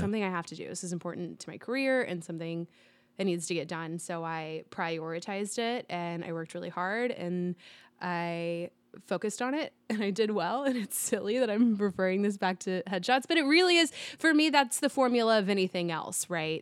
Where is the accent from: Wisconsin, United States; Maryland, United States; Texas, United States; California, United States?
Texas, United States; Dallas; I grew up in Dallas